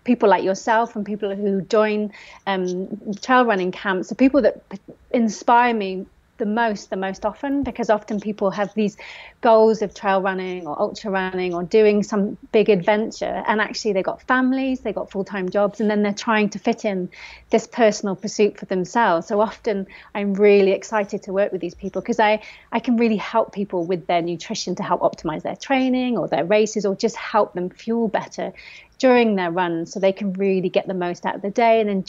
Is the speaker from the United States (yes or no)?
no; Forest of Dean, South West England, United Kingdom; I grew up in the Forest of Dean